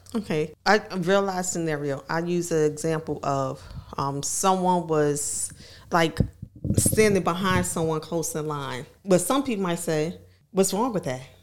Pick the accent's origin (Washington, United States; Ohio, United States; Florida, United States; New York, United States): New York, United States; New York City; now in Virginia, United States; I'm from New York, from Harlem specifically.